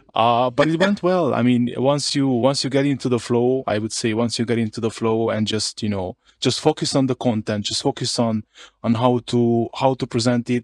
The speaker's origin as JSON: {"language": "English", "region": "Harghita County", "country": "Romania", "first_language": "Hungarian", "second_language": "English", "said": "I'm from another county, uh, in Romania. It's, it's called Harghita"}